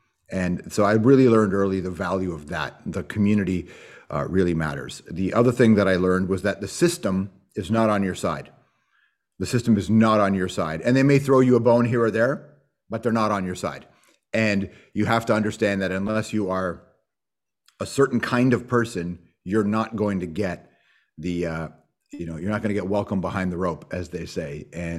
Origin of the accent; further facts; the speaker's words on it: Toronto, Ontario, Canada; also born or lived in Malton; Yeah, I'm from Toronto, Rexdale, Jane and Wilson, and then I moved to Malton. I think I was in grade four, something like that is when I first moved to Malton, right by the airport.